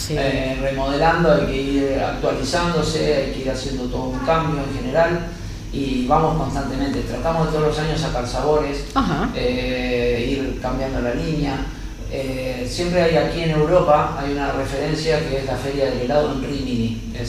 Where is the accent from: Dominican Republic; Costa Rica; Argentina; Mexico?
Argentina; now in Marbella, Spain; como argentinos